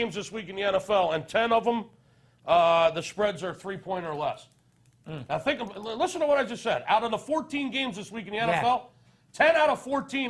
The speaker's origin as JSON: {"language": "English", "town": "Philadelphia", "region": "Pennsylvania", "country": "United States", "said": "I'm from Philadelphia."}